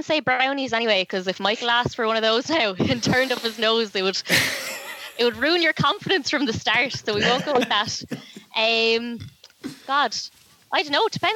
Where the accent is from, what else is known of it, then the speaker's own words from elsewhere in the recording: St. Martin's area, just outside Wexford Town, Leinster, Ireland; I'm from St. Martin's area.